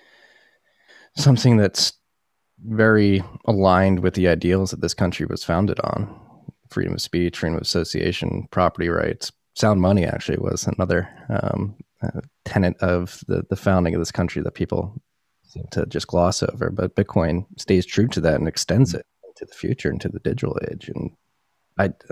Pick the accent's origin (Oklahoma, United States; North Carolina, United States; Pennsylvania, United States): Pennsylvania, United States; Philadelphia; moved away; I'm from Philadelphia originally